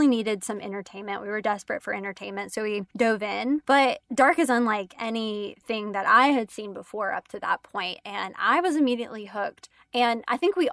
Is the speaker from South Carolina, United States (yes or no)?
yes; South Carolina, United States; I am actually from South Carolina, even though you think that I'm from North Carolina